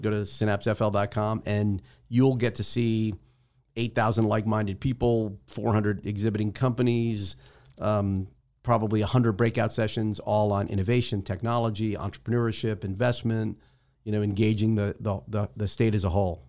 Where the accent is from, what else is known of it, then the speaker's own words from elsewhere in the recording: New Jersey, United States; now in Tampa, United States; I'm from Jersey